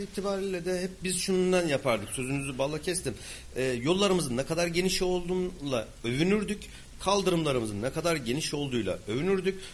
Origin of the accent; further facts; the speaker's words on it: Kayseri, Kayseri Province, Turkey; memleketim Argıncık.